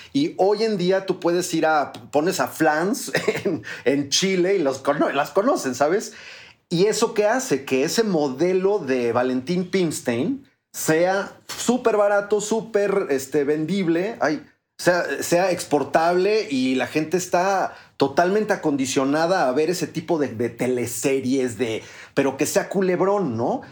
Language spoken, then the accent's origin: Spanish; Mexico; somos los mexicanos, los latinoamericanos